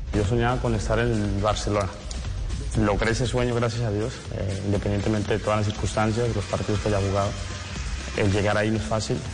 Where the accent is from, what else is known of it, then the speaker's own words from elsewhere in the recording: Cali, Valle del Cauca, Colombia; soy de Cali, eh, sabes que los de Cali suelen tener un poquito de sabor